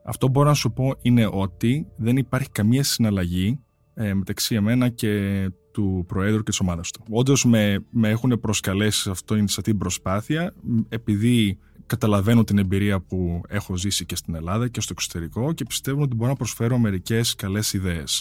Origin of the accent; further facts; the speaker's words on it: United States; είμαι απόδημο